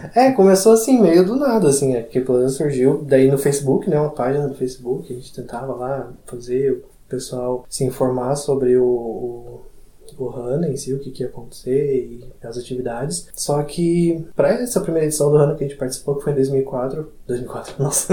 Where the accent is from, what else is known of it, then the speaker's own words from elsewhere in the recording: Barra Velha, Santa Catarina, Brazil; eu sou de Barra Velha